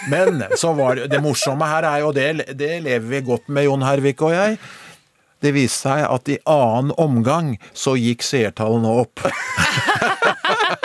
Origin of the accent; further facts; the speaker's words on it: Skedsmo, Akershus, Norway; jeg vokste opp i Skedsmo